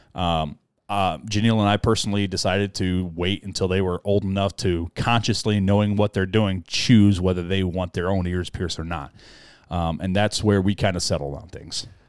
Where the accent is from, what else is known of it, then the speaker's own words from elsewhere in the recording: United States; we grew up in American culture.